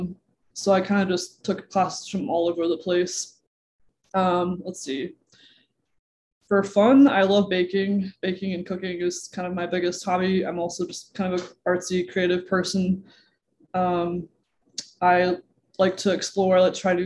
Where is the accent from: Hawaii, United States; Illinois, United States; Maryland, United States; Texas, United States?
Illinois, United States; Danville; also born or lived in Carbondale, Illinois; now in Chicago, United States; I was born and raised in Danville, Illinois, which is 30 minutes east of Champaign-Urbana